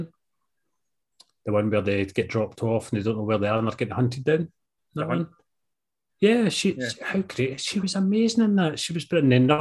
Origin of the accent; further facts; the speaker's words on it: Scotland, United Kingdom; we're Scottish. We're not fucking Canadian